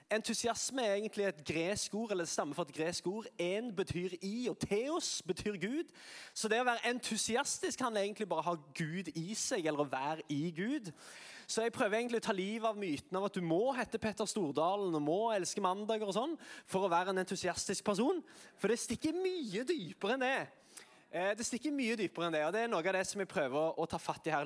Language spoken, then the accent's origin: Norwegian; Sandnes, Rogaland, Norway; Jeg er fra Sandnes